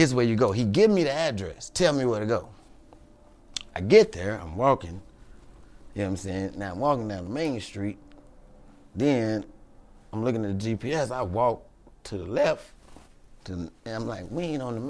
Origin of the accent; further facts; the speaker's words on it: Chicago, Illinois, United States; moved away; I'm from Chicago.